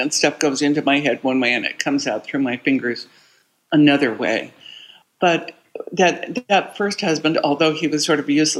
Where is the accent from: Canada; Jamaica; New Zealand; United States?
United States; Bisbee, Arizona; my hometown of Bisbee, Arizona